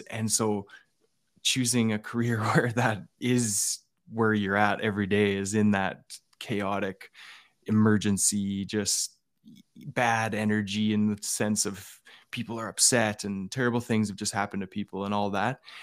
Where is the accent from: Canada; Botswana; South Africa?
Canada; Alberta; I grew up in Alberta with, uh, a dad who was a member of the R C M P